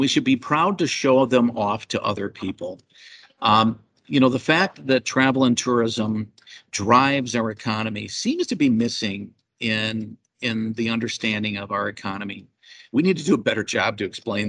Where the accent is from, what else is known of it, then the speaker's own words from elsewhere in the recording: Muskegon, Michigan, United States; also born or lived in Norton Shores, Michigan; Muskegon come back like I never expected it to do in my lifetime, my hometown